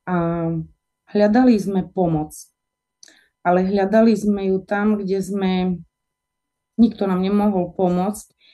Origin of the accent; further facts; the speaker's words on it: Michalovce, Košice Region, Slovakia; ja pochádzam z Michaloviec, kde som sa aj narodila. E, žije to približne 36 tisíc obyvateľov je to veľmi pekné mesto.